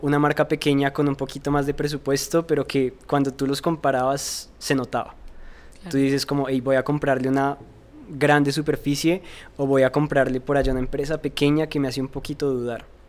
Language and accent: Spanish; Colombia; yo soy un joven colombiano